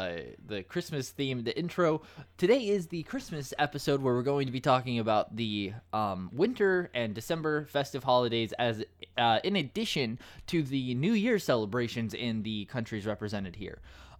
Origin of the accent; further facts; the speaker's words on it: United States; I'm the American on the podcast